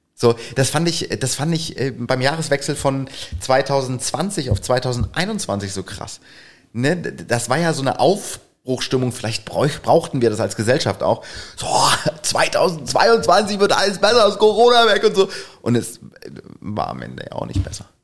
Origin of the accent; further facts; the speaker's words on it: Northern Germany, Germany; bei uns im Norden